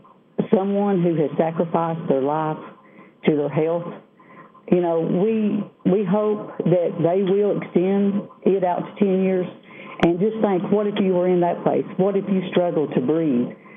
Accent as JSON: {"language": "English", "region": "Southwest Virginia", "country": "United States", "said": "I am from Southwest Virginia."}